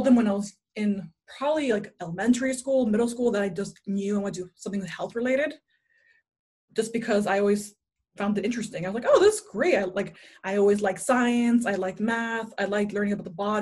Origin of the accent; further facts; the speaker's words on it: Miami, Florida, United States; moved away; I was born and raised in Miami, Florida